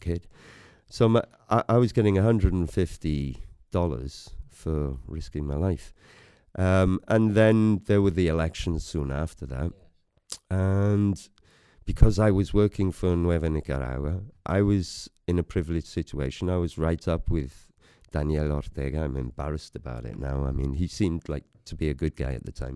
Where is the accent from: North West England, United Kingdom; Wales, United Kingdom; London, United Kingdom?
Wales, United Kingdom; Bethesda; also born or lived in Greece / West Germany; I come from Wales. I'm proud of it. I come from, um, Bethesda originally. I went to Bethesda school.